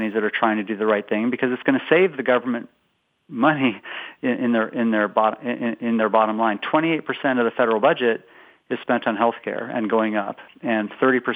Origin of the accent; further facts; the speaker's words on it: West Coast, United States; moved away as an adult; now in Boston, United States; I'm originally from the West Coast, but now I've been in Boston about 17 years